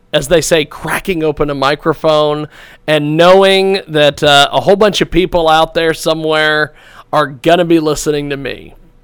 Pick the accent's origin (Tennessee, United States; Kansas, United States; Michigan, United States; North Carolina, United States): Kansas, United States; McPherson; I was born in McPherson, Kansas, of all places.